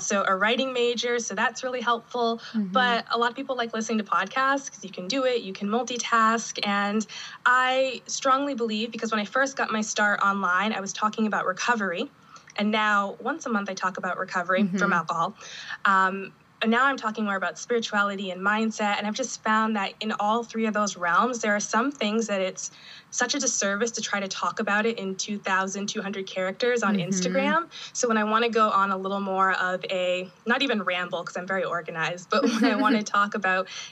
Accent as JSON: {"language": "English", "area": "New Hampshire and Maine", "region": "New England", "country": "United States", "tie": "born or raised there", "moved": "as an adult", "lives_now": "Vermont, United States", "said": "I grew up in New Hampshire and also Maine as well. So very New England."}